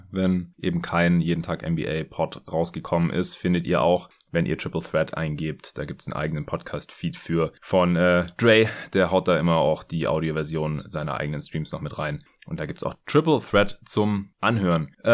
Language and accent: German; Stuttgart, Baden-Württemberg, Germany; now in Berlin, Germany; nachdem ich ja die letzten zwei Wochen noch in meiner alten Heimat in Stuttgart war